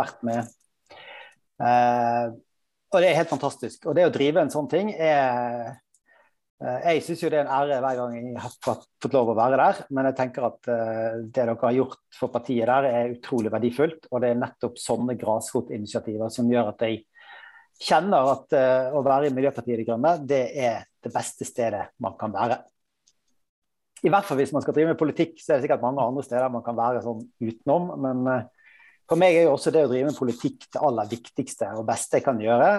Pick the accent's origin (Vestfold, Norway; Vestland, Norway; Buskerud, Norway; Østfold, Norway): Vestland, Norway; Bergen; also born or lived in Trøndelag; now in Oslo, Norway; jeg er bergenser